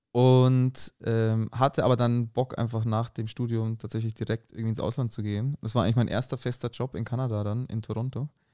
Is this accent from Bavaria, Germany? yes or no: yes; Munich, Bavaria, Germany; accent: rolling R; moved away as an adult; now in Berlin, Germany; Ich komme aus München